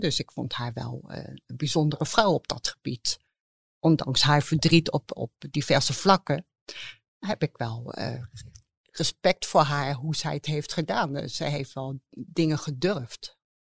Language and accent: Dutch; The Hague, South Holland, Netherlands; moved away; ik kom zelf uit Den Haag